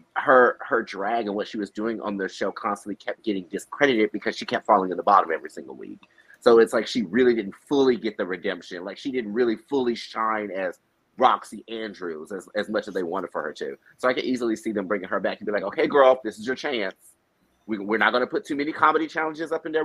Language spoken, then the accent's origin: English; Southwest Missouri, United States; now in Chicago, United States; I'm from Southwest Missouri originally